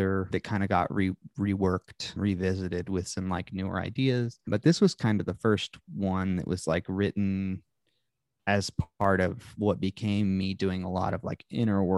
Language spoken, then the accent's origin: English; upstate New York, United States; moved away as an adult; also born or lived in Charlotte, North Carolina; now in Tennessee, United States; I went to high school and dabbled in college briefly in upstate New York.